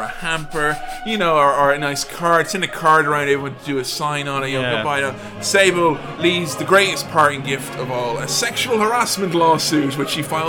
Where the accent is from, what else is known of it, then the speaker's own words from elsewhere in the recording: Ireland; moved away; my hometown back home in Ireland